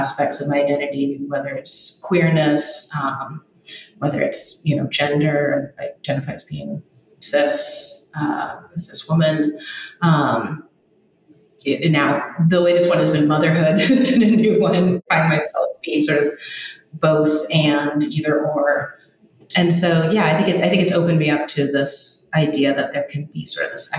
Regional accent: Los Angeles, California, United States; I grew up

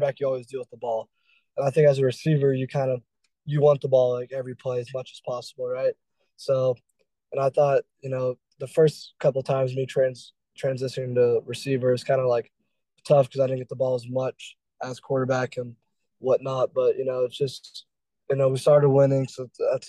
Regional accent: Dallas, Texas, United States; I was born and raised in Texas

